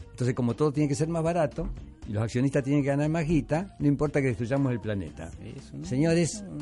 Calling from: San Juan de Miraflores, Lima, Peru; de San Juan de Miraflores.

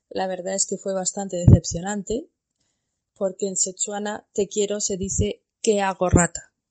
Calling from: Botswana; Hola Alicia … de Botswana. Anécdotas con el idioma, pues tengo muchas. En Botswana se habla inglés y Setswana, es la lengua oficial.

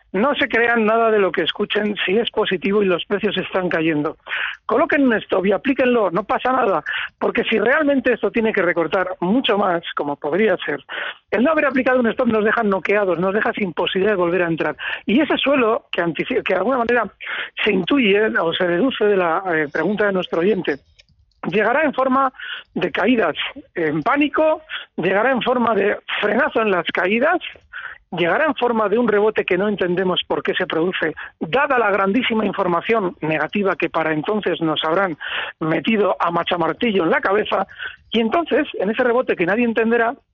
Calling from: Pamplona, Navarre, Spain; Sí, Javier, buenas tardes.

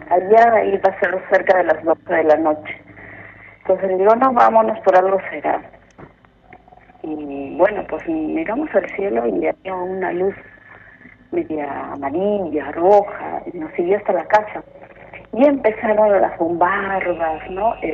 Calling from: Breña, Lima, Peru; De Breña.

